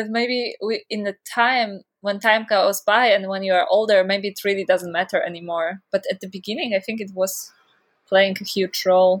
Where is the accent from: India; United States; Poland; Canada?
Poland; I come from Poland.